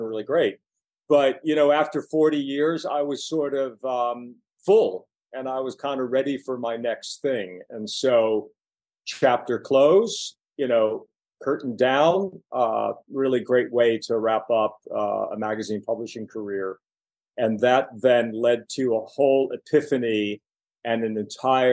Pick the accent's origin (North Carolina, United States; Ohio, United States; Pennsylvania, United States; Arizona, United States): Pennsylvania, United States; Pittsburgh; moved away as an adult; now in New York City, United States; I'm from Pittsburgh, Pennsylvania, working class kid